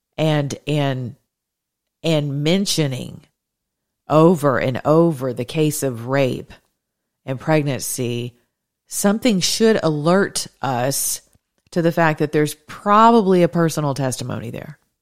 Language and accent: English; the South, United States; I'm a Southerner.